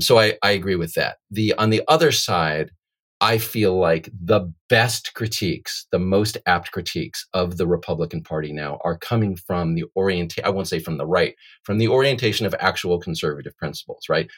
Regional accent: United States; I was born in the United States

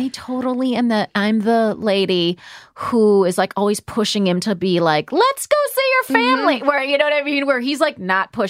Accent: California, United States; now in East Coast, United States; I'm from California. I've been on the East Coast forever.

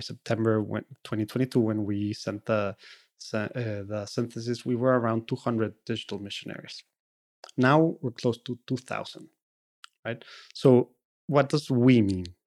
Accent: Monterrey, Nuevo León, Mexico; first language Spanish; English is a second language; now in United States; I'm from Monterrey, Mexico

